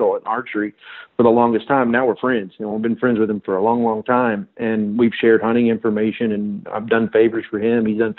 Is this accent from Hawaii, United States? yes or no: no; Texas, United States; moved away as an adult; growing up in Texas, October meant bow season